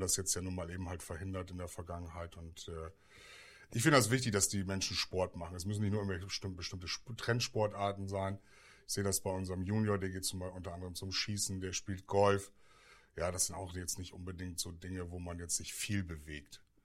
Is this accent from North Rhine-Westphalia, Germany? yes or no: no; Bremen, Germany; Wir kommen ja aus Bremen